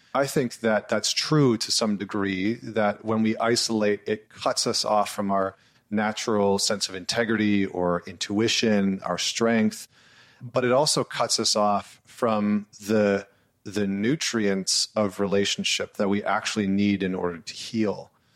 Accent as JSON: {"language": "English", "region": "Northern Alberta", "country": "Canada", "tie": "born or raised there", "said": "where I grew up in Northern Alberta, which is sort of like the Texas of Canada"}